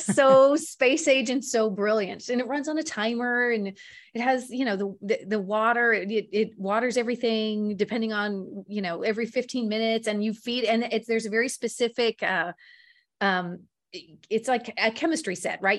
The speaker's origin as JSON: {"language": "English", "region": "the South", "country": "United States", "tie": "born or raised there", "said": "I grew up in the South"}